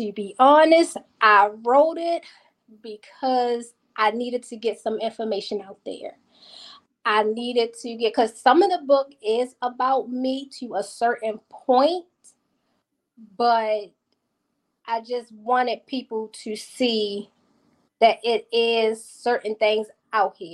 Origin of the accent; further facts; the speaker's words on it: Baltimore, Maryland, United States; I am from Baltimore, Maryland